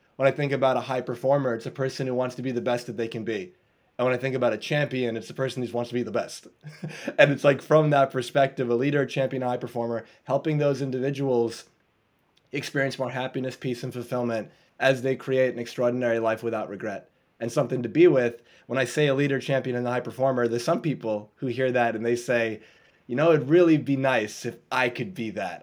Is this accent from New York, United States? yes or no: yes; New York, United States; I'm from New York in the U.S.